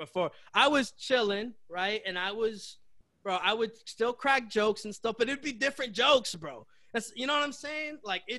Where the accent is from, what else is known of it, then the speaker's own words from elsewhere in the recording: Chelsea, Massachusetts, United States; I'm from Chelsea, Mass, bro